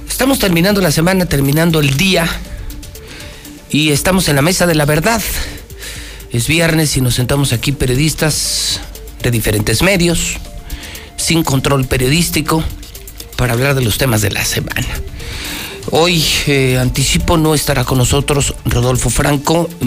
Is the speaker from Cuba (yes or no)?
no; Mexico; si soy mexicano, parezco europeo